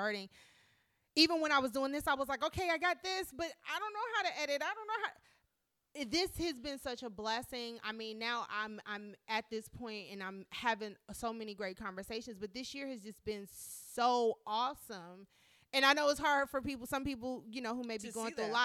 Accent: Prince George's County, Maryland, United States; moved away; also born or lived in North Carolina; in Maryland, specifically in PG County where I grew up

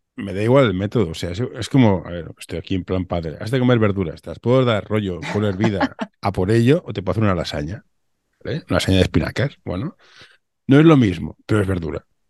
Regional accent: Barcelona, Catalonia, Spain; yo soy de Barcelona

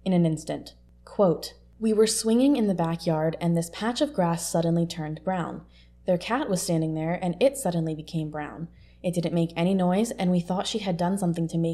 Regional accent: Pennsylvania, United States; I'm from Pennsylvania, so potholes in rural Pennsylvania are not unusual

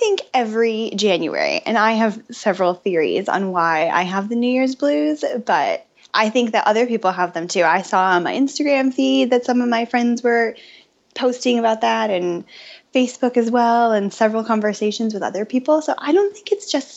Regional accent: Ann Arbor, Michigan, United States; now in Austin, United States; I grew up in Ann Arbor

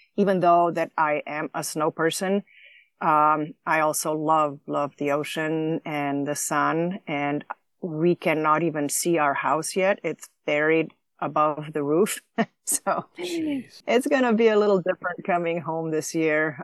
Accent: Slovenia; moved away; I grew up in former Yugoslavia, uh, in a small little country on a northwest corner in Slovenia bordering Italy and Austria

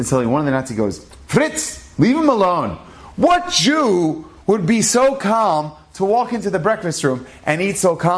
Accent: Cleveland, Ohio, United States; I was born in Cleveland

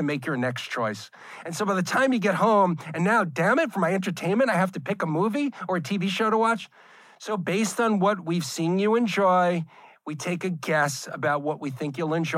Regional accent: New York, United States; Growing up in New York, that was what I was watching old Star Trek episodes as a kid

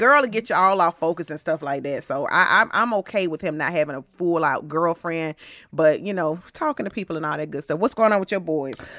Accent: Atlanta, Georgia, United States; I'm from Atlanta

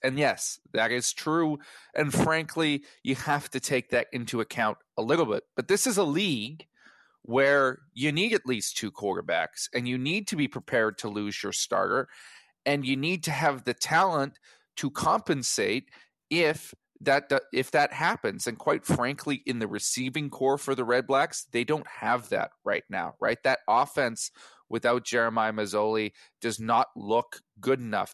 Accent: Edmonton, Alberta, Canada; moved away; I am originally from the Prairies

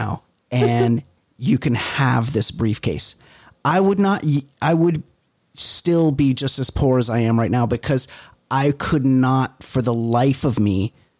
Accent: Orange County, California, United States; I'm from Orange County and we're all white here.

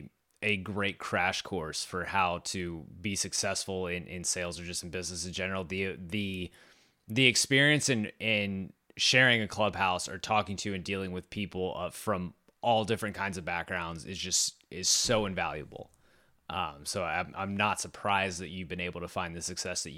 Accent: Boerne, Texas, United States; my hometown of Bernie, Texas

